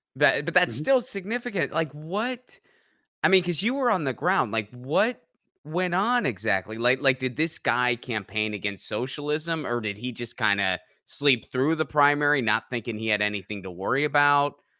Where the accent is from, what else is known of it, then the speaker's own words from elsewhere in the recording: Pittsburgh, Pennsylvania, United States; I grew up around that area. I grew up in Pittsburgh